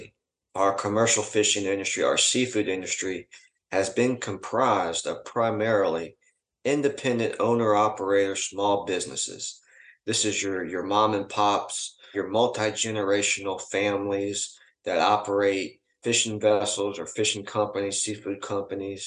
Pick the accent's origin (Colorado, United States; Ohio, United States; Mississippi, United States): Mississippi, United States; I'm from Mississippi.